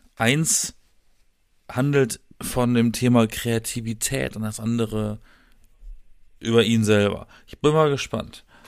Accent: Black Forest, Baden-Württemberg, Germany; moved away as an adult; now in Berlin, Germany; ich bin im Schwarzwald geboren.

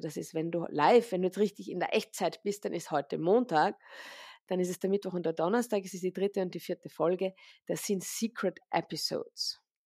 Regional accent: Vienna, Austria; ich bin aus Wien, ich lebe auch in Wien, im Zentrum von Wien

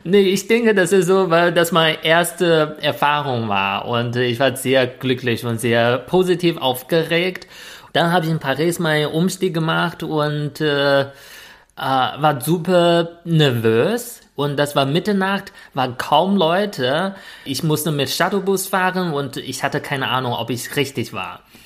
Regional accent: China; German is a second language; moved away as an adult; now in Germany; ich komme aus China

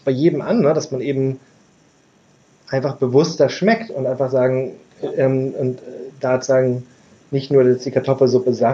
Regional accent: Berlin, Germany; ich, ich komme aus Berlin und Berlin ist doch, weiter weg.

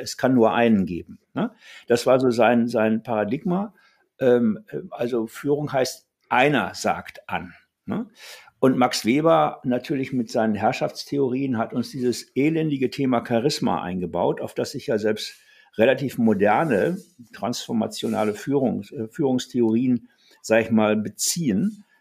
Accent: Ruhr area, North Rhine-Westphalia, Germany; moved away as an adult; also born or lived in Karlsruhe; ich bin im Ruhrgebiet groß geworden, in einem klassischen Bergarbeiterhaushalt

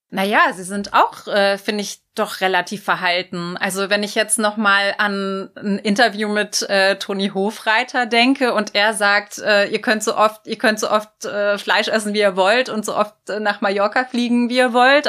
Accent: North Rhine-Westphalia, Germany; ich komme selber auch aus Nordrhein-Westfalen

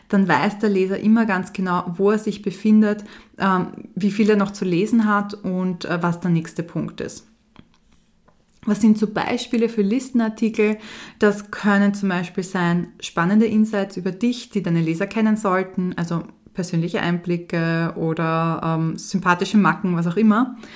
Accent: Vienna, Austria; born there; Für mich als Wienerin natürlich oder gebürtige Wienerin ein sehr spannendes

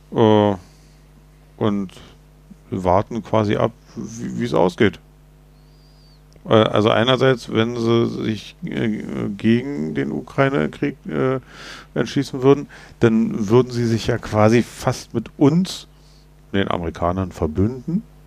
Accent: Germany; wir als Deutsche

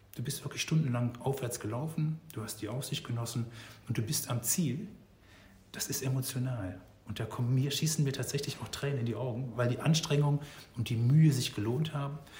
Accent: North Rhine-Westphalia, Germany; moved away; Ich komme aus Nordrhein-Westfalen ursprünglich

